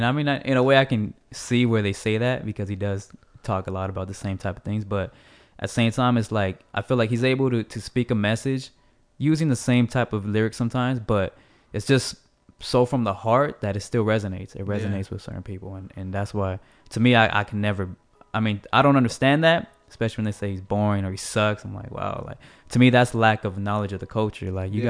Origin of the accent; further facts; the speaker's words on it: West Coast, United States; I mean, I'm from the West Coast, so, of course, that's always, like, I have an affinity towards that type of music.